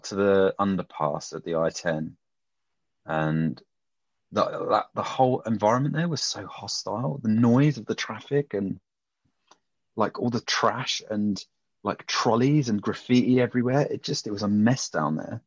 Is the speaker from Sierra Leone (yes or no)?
no; United Kingdom; I'm a Brit in America